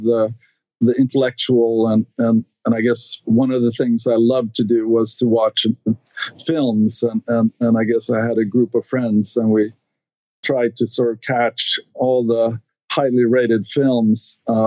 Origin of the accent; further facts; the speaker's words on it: Stockholm, Stockholm County, Sweden; English is a second language; moved away as an adult; now in United States; I grew up in Sweden, in Stockholm, which is the capital of Sweden